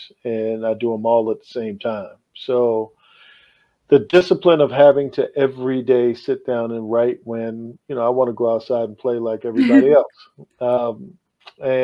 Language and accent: English; Annapolis, Maryland, United States; moved away; me growing up in Annapolis